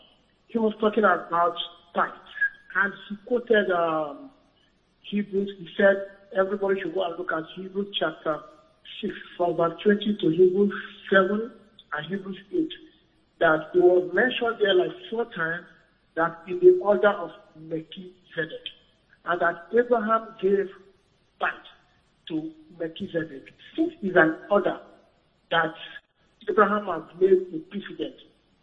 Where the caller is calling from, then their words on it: United States; Yes, I'm calling from US